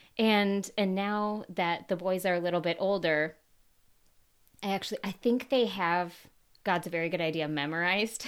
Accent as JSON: {"language": "English", "region": "Minnesota", "country": "United States", "moved": "yes", "said": "I'm originally from Minnesota"}